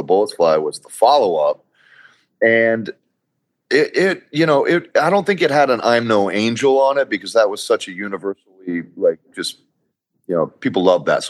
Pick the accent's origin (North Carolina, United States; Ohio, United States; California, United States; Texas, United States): Texas, United States; Corpus Christi; I grew up in Corpus Christi, Texas, where it was all about football and heavy metal